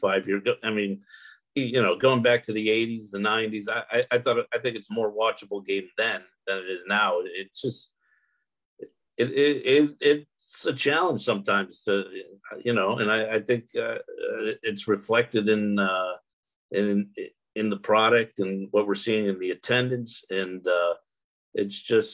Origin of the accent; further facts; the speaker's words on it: Connecticut, United States; I grew up in Connecticut